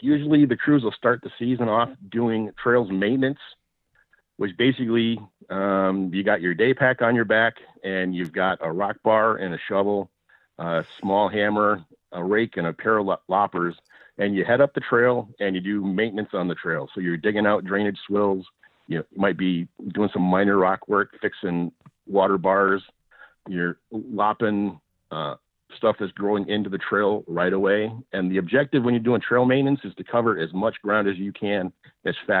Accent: Illinois, United States; moved away as an adult; now in Redding, United States; I moved here from Illinois

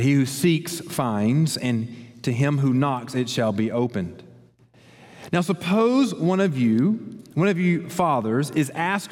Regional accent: Columbus, United States; I grew up in Columbus

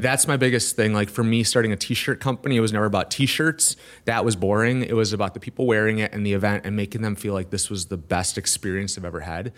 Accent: Milwaukee, Wisconsin, United States; Milwaukee area. Brookfield, Waukesha

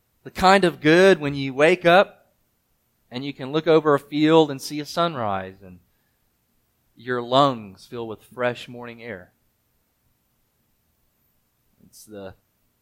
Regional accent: Mississippi, United States; moved away; I'm from Mississippi, so I didn't get a lot of snow

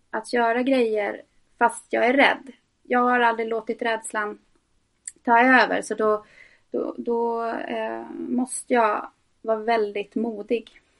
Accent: Norrbotten County, Sweden; also born or lived in Tornedalen; så lyser det igenom. Ehm, jag är född i Tornedalen eh, och flyttade runt väldigt mycket uppe i Norrbotten.

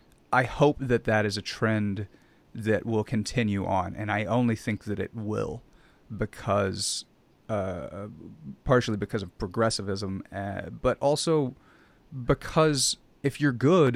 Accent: the South, United States; I grew up in the South. I grew up on a cattle farm.

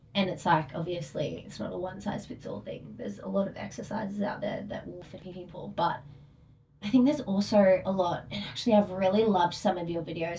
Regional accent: Australia; Me being Australian

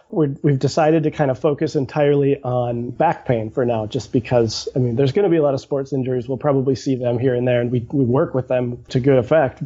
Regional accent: St. Paul, Minnesota, United States; I grew up in St. Paul

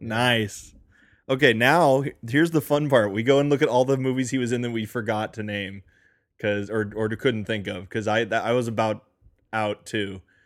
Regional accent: United States; Rob and I, by which I mean Rob and myself are native born Americans

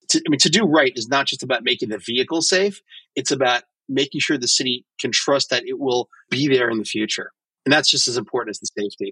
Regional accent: New York City, New York, United States; I'm a New Yorker

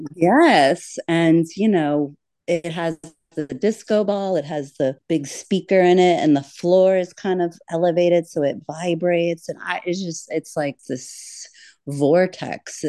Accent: Florida Keys, United States; a fantastical childhood of growing up in the Florida Keys

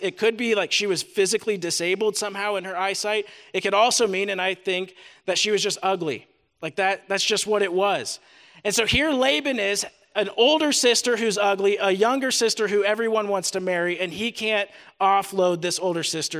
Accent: Des Moines, Iowa, United States; also born or lived in Ames, Iowa; now in Cedar Falls, United States; Both my wife, Natalie, and I grew up in Des Moines, Iowa.

